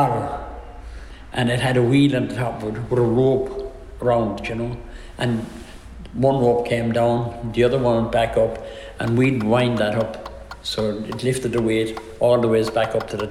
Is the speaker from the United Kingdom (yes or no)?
no; Youghal, Munster, Ireland; I was born here in the Clockgate in Youghal in 1939.